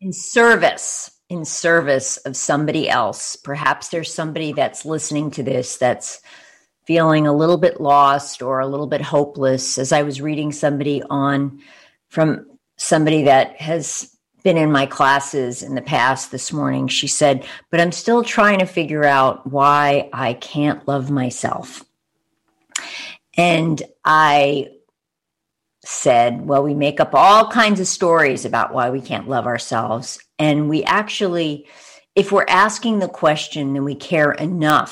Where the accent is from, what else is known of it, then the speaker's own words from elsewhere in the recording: Long Island, New York, United States; moved away as an adult; now in Bay Area, United States; I'm from Long Island, New York